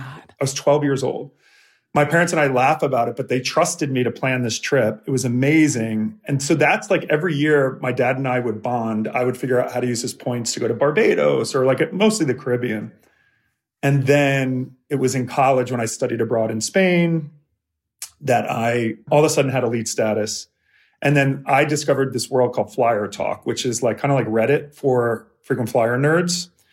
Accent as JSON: {"language": "English", "area": "Philadelphia suburbs", "region": "Pennsylvania", "country": "United States", "tie": "born or raised there", "said": "I was like a closeted gay boy growing up in the Philly suburbs."}